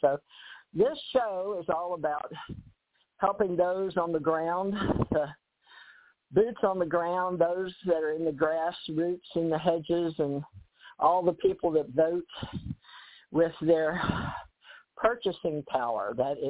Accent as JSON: {"language": "English", "country": "United States", "tie": "born or raised there", "said": "Growing up in America, this is"}